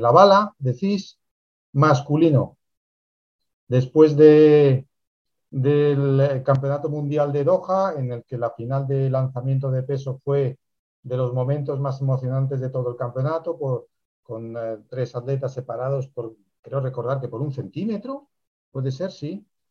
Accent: Spain; aquí también, en España

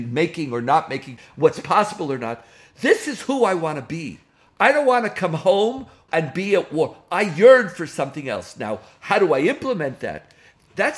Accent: Israel; I grew up in Israel. I made Aliyah to Israel in 1971.

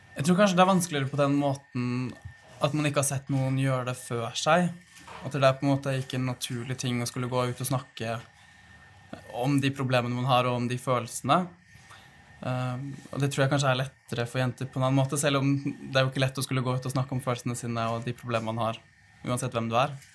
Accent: Fredrikstad, Østfold, Norway; Jeg kommer jo fra Fredrikstad

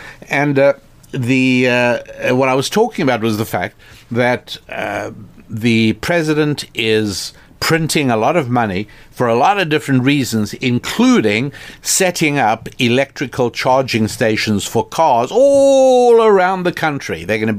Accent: Ghana; A bit of my background. I live in Ghana, and I am Ghanaian.

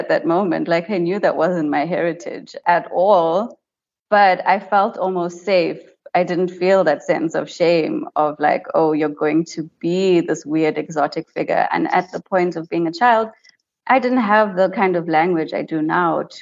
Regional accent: White River, Mpumalanga, South Africa; So I grew up in White River, which is a small town in Mpumalanga

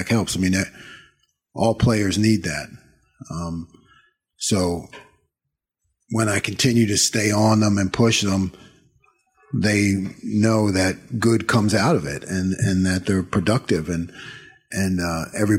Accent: Eastern Pennsylvania, United States; moved away; I've growing up in Pennsylvania, you know, and I was at Eastern PA

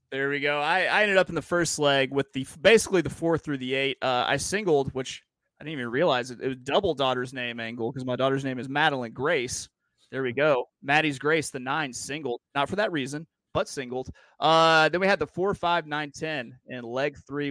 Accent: Little Rock, Arkansas, United States; I'm from Little Rock, Arkansas

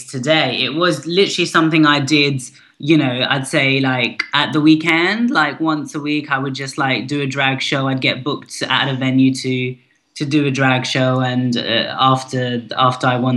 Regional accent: United Kingdom; my representation of identities was being British, my Pakistani heritage

